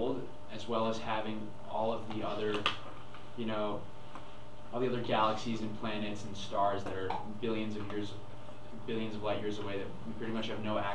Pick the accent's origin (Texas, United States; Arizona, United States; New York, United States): New York, United States; New York City; from New York.